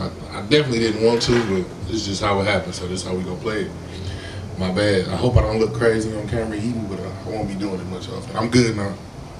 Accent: Oak Park / Fenkell, Michigan, United States; I'm an Oak Park nigga for sure. But I'm a Finkel nigga for sure too.

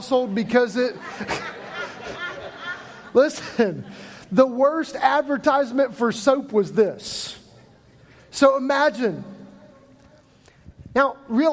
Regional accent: Midwest, United States; moved away; I grew up in the Midwest

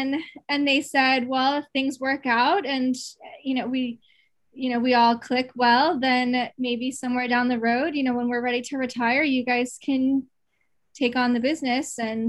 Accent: Lunenburg, Massachusetts, United States; now in Millis, United States; my husband's from Hollis, New Hampshire, and I'm from Lunenburg, Mass. So we're 5 years apart in age, but really similar, you know, proximity of where we actually grew up. We met in Easton, actually.

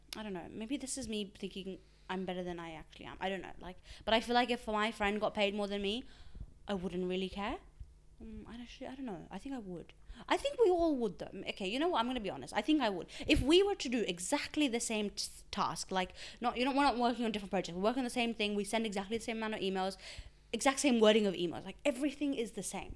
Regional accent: Australia; first language Urdu; English is a second language; also born or lived in Pakistan; I was born in Pakistan, and then I moved to Australia when I, I was eight, and I've been here since then

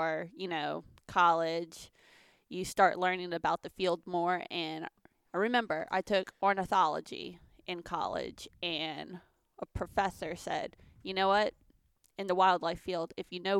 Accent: Lafayette, Louisiana, United States; also born or lived in Baton Rouge, Louisiana; I was born in Lafayette, Louisiana, and I grew up there up until about college.

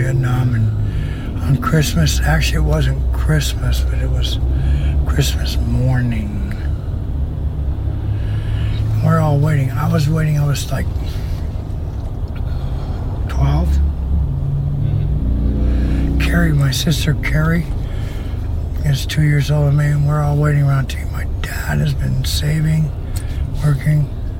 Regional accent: Colorado, United States; now in Florida, United States; Back home. I'm from Colorado.

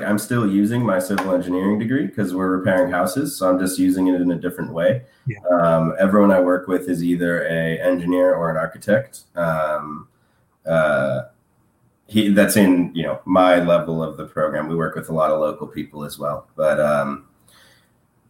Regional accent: San Diego, California, United States; I'm from California, as you said. I'm from San Diego

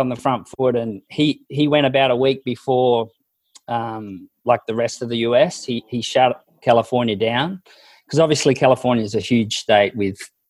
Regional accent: Robinvale, Victoria, Australia; moved away as an adult; also born or lived in Mildura; now in Napa Valley, United States; I grew up in Robinvale, like I was born there

